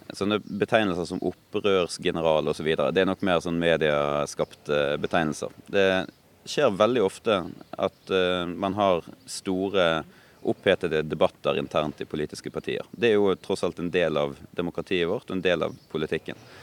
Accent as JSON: {"language": "Norwegian", "town": "Bergen", "region": "Vestland", "country": "Norway", "tie": "born or raised there", "also_born_or_lived": "Oslo", "said": "Jeg kommer nok aldri til å flytte fra, fra hjembyen min"}